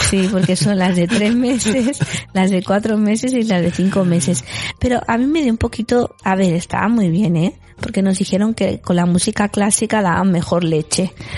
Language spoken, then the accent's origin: Spanish; Galicia, Spain; moved away; yo en mi pueblo, en Galicia